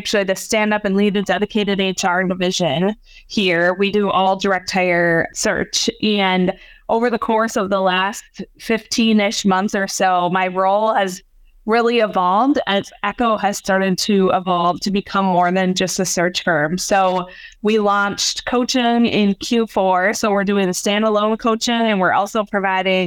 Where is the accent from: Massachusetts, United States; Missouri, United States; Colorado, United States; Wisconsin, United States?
Wisconsin, United States; Hudson; moved away as an adult; also born or lived in St. Cloud, Minnesota / San Diego, California; I live back in my hometown of Hudson, Wisconsin.